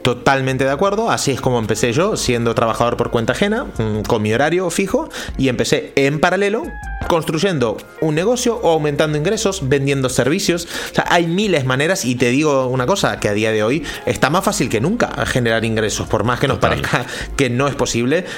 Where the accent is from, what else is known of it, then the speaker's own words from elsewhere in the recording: Argentina; also born or lived in Central America; now in Spain; yo soy argentino, hace 20 años que vivo en España, he vivido en Centroamérica también